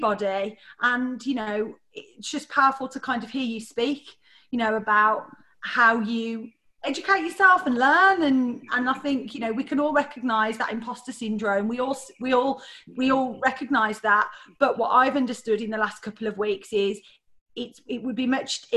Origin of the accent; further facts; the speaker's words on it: Birmingham, West Midlands, United Kingdom; I'm from Birmingham